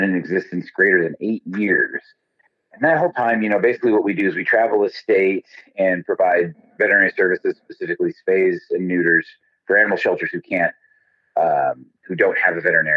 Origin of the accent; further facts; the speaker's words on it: Southern Arizona, United States; moved away; I grew up in Southern Arizona, and I grew up just a couple of blocks from the Southern Arizona Humane Society